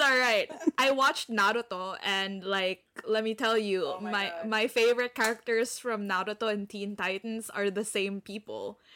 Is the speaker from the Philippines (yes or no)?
yes; Philippines; I'm from the Philippines